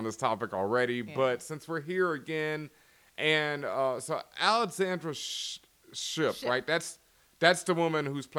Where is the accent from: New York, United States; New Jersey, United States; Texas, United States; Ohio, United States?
Texas, United States; Houston; Like, I grew up in Houston. You know, I had curly-ass hair. I was a geek to all geeks. I did not play football. I was just, you know, not what most people expected. I didn't sound like I was from Houston.